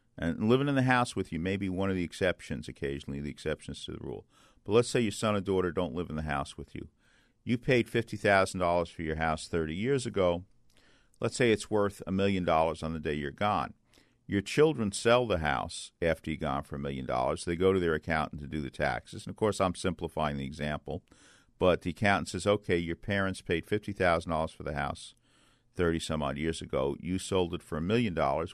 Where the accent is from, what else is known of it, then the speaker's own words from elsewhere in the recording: New York City, New York, United States; when I was a boy growing up in Bay Ridge, Brooklyn